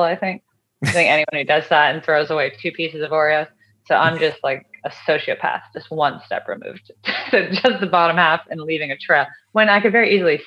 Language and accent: English; outside of Boston, Massachusetts, United States; I was raised outside of Boston, Massachusetts